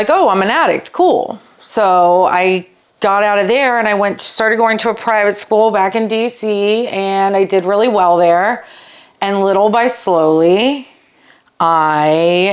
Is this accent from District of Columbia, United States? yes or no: yes; Washington, District of Columbia, United States; I grew up around the Washington, D.C. area